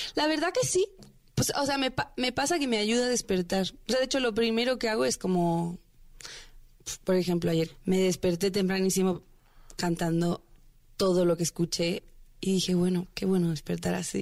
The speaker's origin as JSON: {"language": "Spanish", "region": "Veracruz", "country": "Mexico", "moved": "as an adult", "lives_now": "Mexico City, Mexico", "said": "Llevo seis años en la Ciudad de México. Yo soy de Veracruz."}